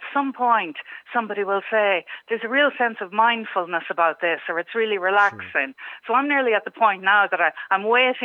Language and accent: English; Manorhamilton, Leitrim, Ireland; now in Leitrim Village, Ireland; I'm originally actually from Manorhamilton